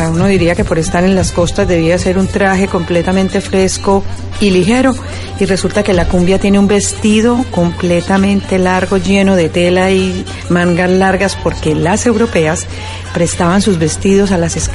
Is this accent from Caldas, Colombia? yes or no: yes; Manizales, Caldas, Colombia; vengo de Manizales. Eh, la capital del departamento de Caldas, eh, obviamente en Colombia, en la región del eje cafetero y mm, ciudad universitaria porque tenemos montones de estudiantes de todo el país